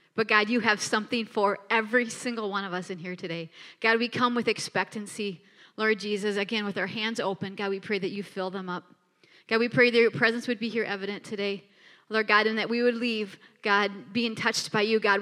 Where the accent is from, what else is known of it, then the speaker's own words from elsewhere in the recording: Minneapolis, Minnesota, United States; now in Bismarck, United States; we are from Minneapolis, Minnesota